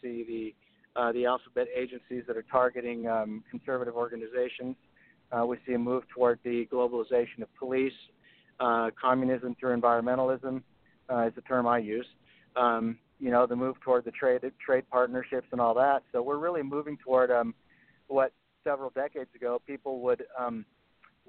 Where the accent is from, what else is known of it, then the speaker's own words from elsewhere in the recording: Hawaii, United States; I grew up in Hawaii and surfing and all that kind of stuff.